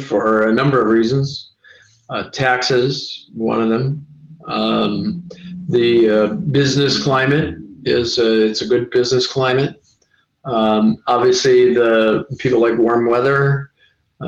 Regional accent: Cape Coral, Florida, United States; here in my hometown, Cape Coral.

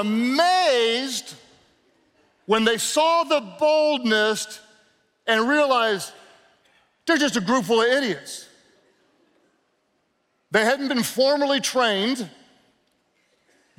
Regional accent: the South, United States; I'm from the South

